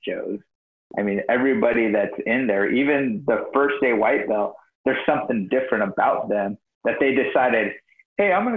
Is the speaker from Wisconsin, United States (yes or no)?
no; Escondido, California, United States; I grew up very poor in typical like ghetto. And I grew up in Escondido